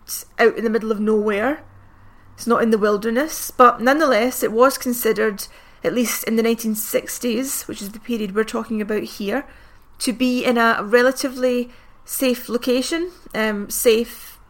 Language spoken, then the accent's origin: English; Glasgow, Scotland, United Kingdom; I'm from Glasgow